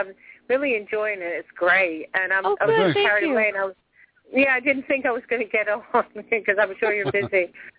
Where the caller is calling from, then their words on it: Clearwater, Florida, United States; Clearwater, Florida.